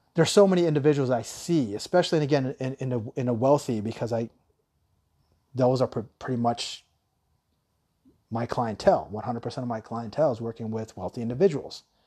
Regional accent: Tucson, Arizona, United States; I grew up in Tucson, Arizona

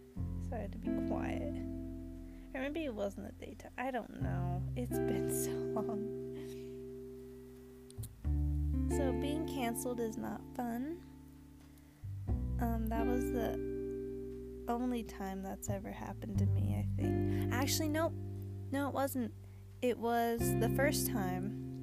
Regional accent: Queens, New York, United States; Dominican, Cuban, my dad is from PR, and Cuba, that means I am Chile, Dominican Rican, but I always say I'm from Queens.

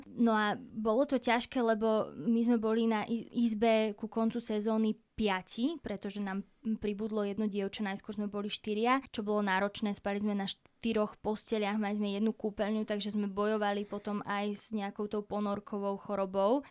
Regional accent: Slovakia; tá ma doteraz volá, že slovenská dcéra

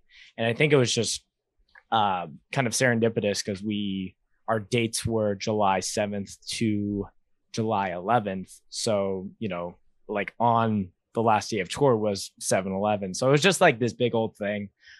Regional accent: Winnipeg, Manitoba, Canada; I grew up in Winnipeg, which is the Slurpee capital of Canada.

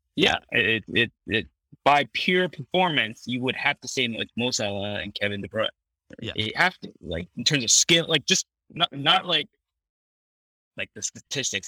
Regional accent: Canada; moved away as an adult; all these American brands that I've never eaten growing up in Canada.

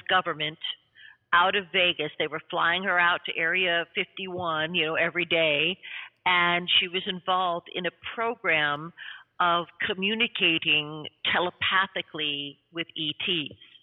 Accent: Canada; also born or lived in New York City

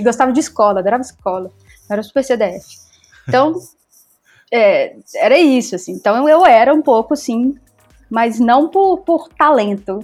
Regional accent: Belo Horizonte, Minas Gerais, Brazil; also born or lived in Buenos Aires; eu sou de Belo Horizonte

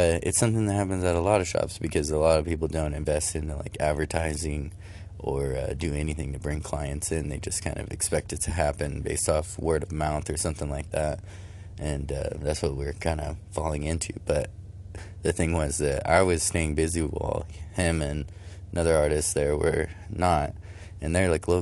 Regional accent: California, United States; moved away as an adult; now in Michigan, United States; I'm from California, I traveled all the way from there to here to live near some friends

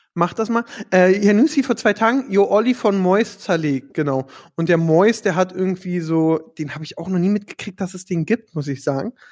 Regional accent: Berlin, Germany

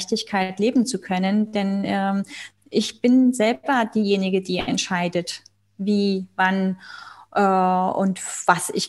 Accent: Spain; ich bin ja Spanierin, äh, in Nordspanien unser, in den Bergen ein, ein äh, ja, Domizil, was ah. unser zweites Zuhause ist.

